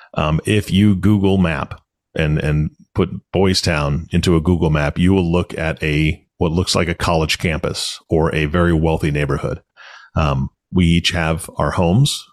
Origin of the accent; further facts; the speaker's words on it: Washington, United States; moved away as an adult; also born or lived in Omaha, Nebraska; I'm from Washington State